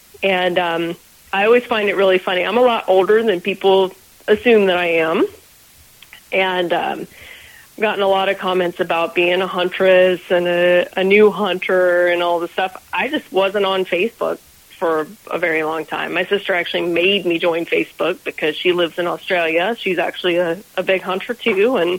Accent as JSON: {"language": "English", "region": "Georgia", "country": "United States", "tie": "born or raised there", "also_born_or_lived": "Florida", "said": "But I grew up in Georgia and North Florida, which is essentially the same as South Georgia."}